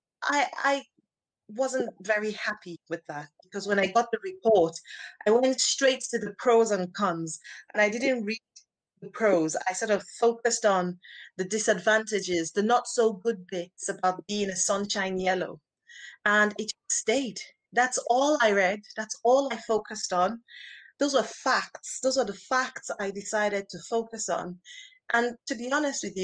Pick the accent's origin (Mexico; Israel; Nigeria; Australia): Nigeria; accent: Nigerian; now in United Kingdom; I grew up in Nigeria, where most people are Black